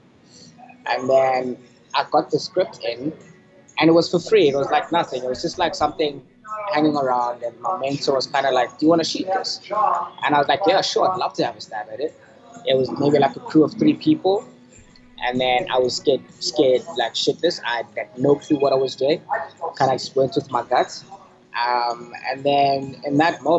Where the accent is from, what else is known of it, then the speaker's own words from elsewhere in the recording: Johannesburg, Gauteng, South Africa; moved away as an adult; also born or lived in Cape Town; I'm from Johannesburg.